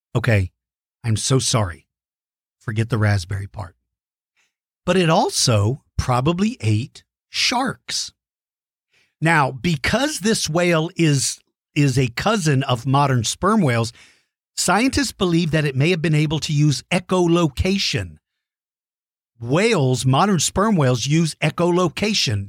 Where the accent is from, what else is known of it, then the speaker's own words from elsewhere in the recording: Queehee, Texas, United States; That's where I grew up. I grew up in Queehee, Texas